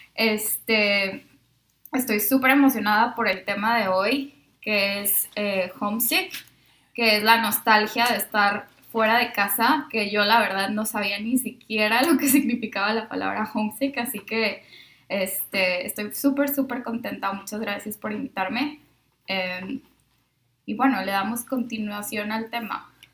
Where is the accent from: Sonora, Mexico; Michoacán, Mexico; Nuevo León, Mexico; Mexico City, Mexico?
Nuevo León, Mexico; Monterrey; moved away as an adult; also born or lived in San Luis Potosí; nací en San Luis Potosí, pero toda mi vida viví en Monterrey eh, y acabo de cumplir mi aniversario número 10 de que salí de México